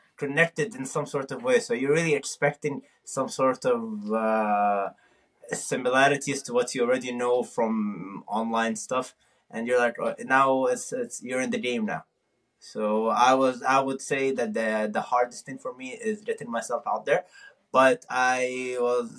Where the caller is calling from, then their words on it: Tucson, Arizona, United States; I'm actually calling from Tucson, Arizona. This is where I'm going for college